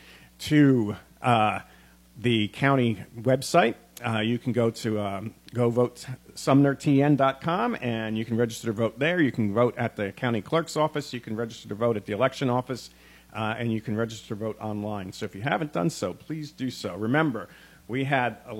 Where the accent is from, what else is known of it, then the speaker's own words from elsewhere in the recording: Gallatin, Tennessee, United States; my hometown of Gallatin